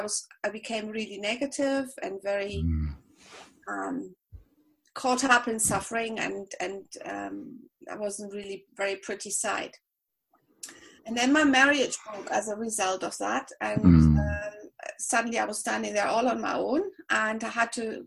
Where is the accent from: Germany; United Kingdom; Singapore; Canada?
Germany; Berlin; English is a second language; moved away as an adult; now in Spain; I'm German. I'm from Berlin